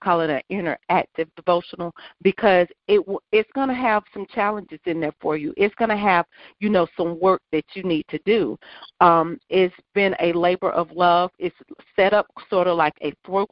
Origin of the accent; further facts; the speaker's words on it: South Carolina, United States; I grew up here in South Carolina